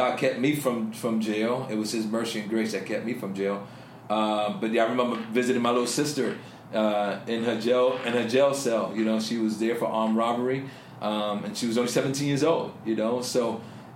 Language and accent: English; New York City, New York, United States; I grew up in the South Bronx, growing up in a tough environment